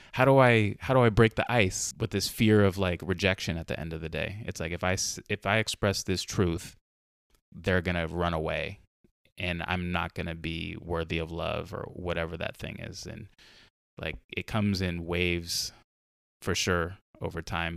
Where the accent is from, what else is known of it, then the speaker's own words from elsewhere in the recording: Carlsbad, California, United States; now in Portland, United States; me and my brother growing up in Carlsbad